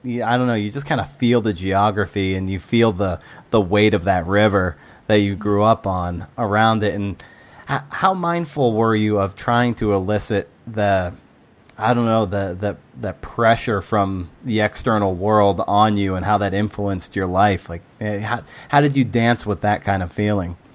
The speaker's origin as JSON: {"language": "English", "town": "Lakeville", "region": "Massachusetts", "country": "United States", "tie": "born or raised there", "said": "I grew up in Lakeville, which is right off 495"}